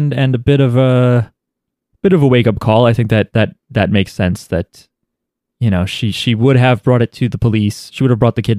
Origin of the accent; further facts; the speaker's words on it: Nasr City, Cairo Governorate, Egypt; In my own experience growing up in Nasir City, a congested district in Cairo